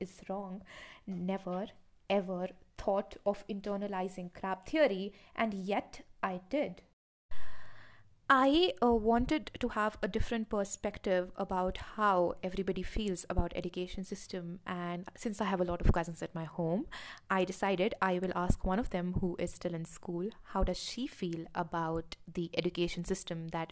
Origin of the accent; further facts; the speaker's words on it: Shimla, Himachal Pradesh, India; Growing up in Shimla, I understood one thing for sure about our education system